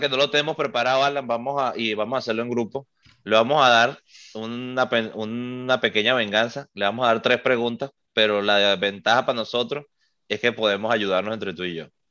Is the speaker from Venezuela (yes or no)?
yes; Venezuela; nosotros siendo venezolanos